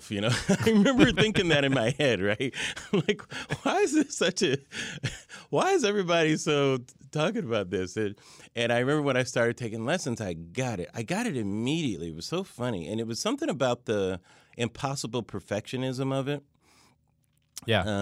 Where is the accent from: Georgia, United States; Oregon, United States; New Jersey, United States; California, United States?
California, United States; Pomona; Pomona, California, Southern